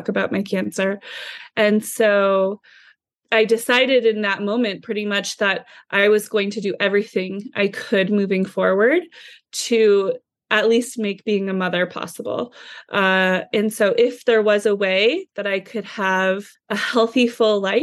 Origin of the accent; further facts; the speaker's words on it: Midwest, United States; I was raised in the Midwest.